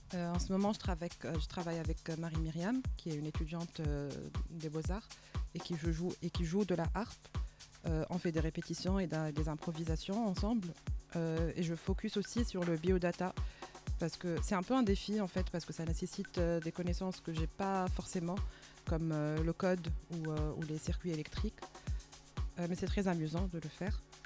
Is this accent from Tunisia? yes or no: yes; Tunisia; moved away as an adult; also born or lived in Marseille, France; now in Paris, France; je suis tunisienne, installée à, Paris depuis 4 ans. J'ai commencé à mixer depuis 2016, quand j'étais encore en Tunisie.